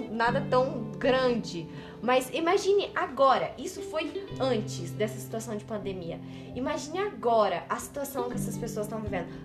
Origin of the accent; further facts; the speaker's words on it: Mato Grosso do Sul, Brazil; now in Curitiba, Brazil; a gente é do Mato Grosso do Sul. A gente tá em Curitiba.